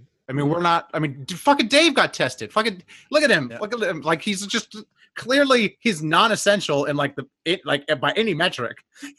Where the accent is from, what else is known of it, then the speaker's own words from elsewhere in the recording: Huntington Beach, California, United States; now in Los Angeles, United States; I'm from Huntington though.